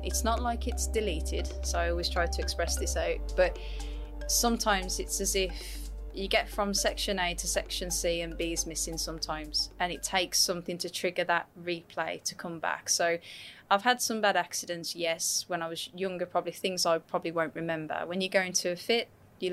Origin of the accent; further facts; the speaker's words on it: West Midlands, United Kingdom; now in Gold Coast, Australia; I always say Birmingham because Birmingham's the most commonly known. It's pretty much like your airports here. So if I say a town, that's where I'm from. But it's actually West Midlands.